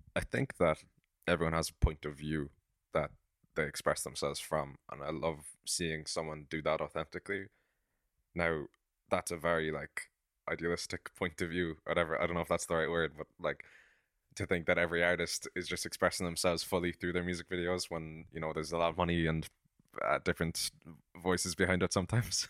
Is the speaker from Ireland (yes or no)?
yes; Cork, Munster, Ireland; I'm from Cork, and I'm a songwriter and a filmmaker